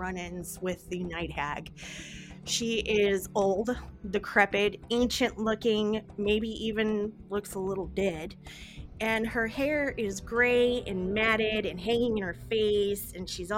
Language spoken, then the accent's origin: English; the South, United States; accent: southern; I got real bad southern mush mouth, y'all, sometimes.